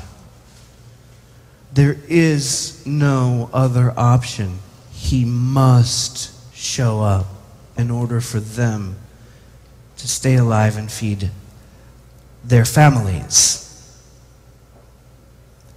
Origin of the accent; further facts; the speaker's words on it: United States; as an American